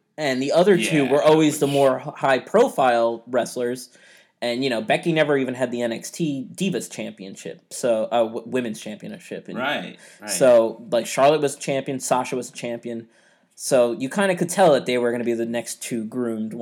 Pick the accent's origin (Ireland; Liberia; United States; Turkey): Ireland; We're both Irish